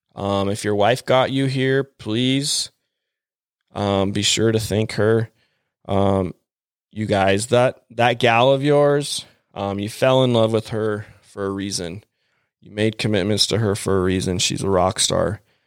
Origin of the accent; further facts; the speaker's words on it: Mapleton, Utah, United States; growing up in Mapleton, Utah, I guess I'd say growing up, I moved there in eighth grade